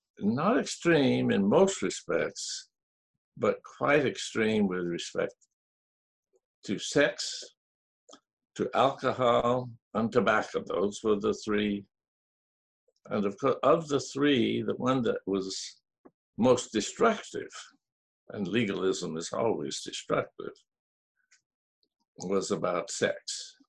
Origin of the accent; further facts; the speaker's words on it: Japan; My parents were Southern Methodist missionaries in Japan. So I grew up in Japan.